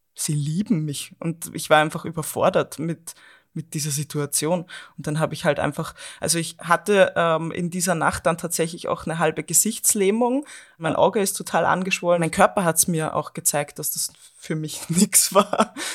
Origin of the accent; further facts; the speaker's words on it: Austria; also born or lived in Vienna, Austria; Ich bin auch aus der Großstadt, also aus Wien in Österreich, dann äh, in meinen Heimatort zurückgezogen